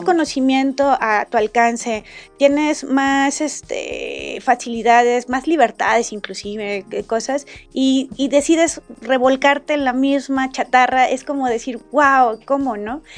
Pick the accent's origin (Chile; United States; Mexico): Mexico; todos somos mexicanos independientemente de donde vengamos